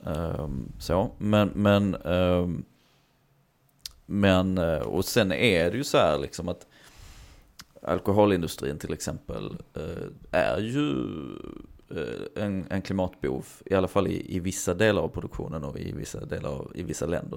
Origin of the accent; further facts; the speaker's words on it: Hör, Skåne, Sweden; jag är uppväxt i Hör och närmsta simhall var i Eslöv